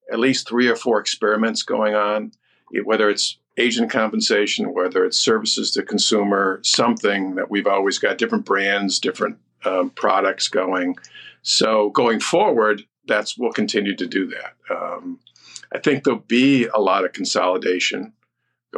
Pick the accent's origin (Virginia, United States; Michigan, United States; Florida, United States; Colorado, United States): Michigan, United States; Detroit; I'm from Detroit.